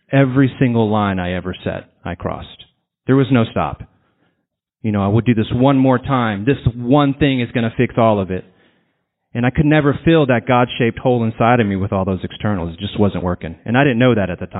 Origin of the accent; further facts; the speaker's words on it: San Antonio, Texas, United States; I'm from San Antonio